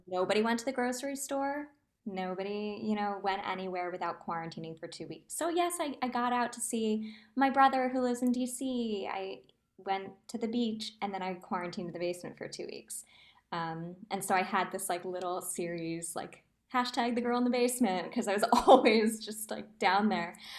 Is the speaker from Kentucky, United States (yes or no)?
no; New Jersey, United States; also born or lived in Manhattan, New York / Hoboken, New Jersey; born and raised in New Jersey, was living in Manhattan, performing.